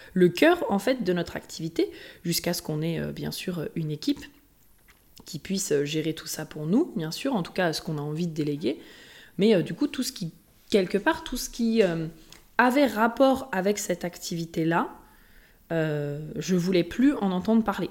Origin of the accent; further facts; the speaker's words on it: Haute-Savoie, Auvergne-Rhône-Alpes, France; moved away; also born or lived in Lyon; je viens de la Haute-Savoie euh, pas loin, juste, enfin, de l'autre côté du lac. Donc, euh, que j'ai toujours aussi été à côté euh, des montagnes, voilà, toujours été à côté de Genève